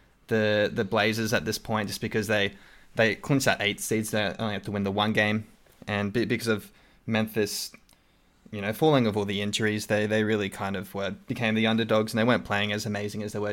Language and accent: English; Australia; accent: Australian; my Australian accent